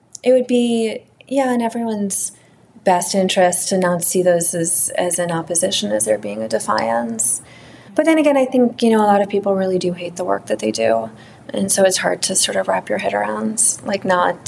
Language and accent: English; New York City, New York, United States; moved away; I grew up in Manhattan